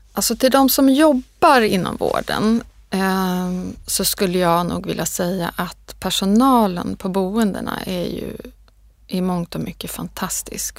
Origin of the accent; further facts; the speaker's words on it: Sweden; jag är född i Sverige